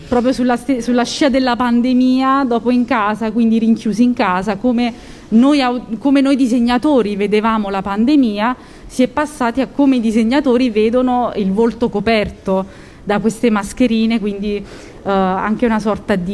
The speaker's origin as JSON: {"language": "Italian", "town": "Naples", "region": "Campania", "country": "Italy", "moved": "as an adult", "lives_now": "Lazio, Italy", "said": "Io in realtà sono napoletana, però mi sono spostata dalla mia regione, ho emigrato verso il Lazio"}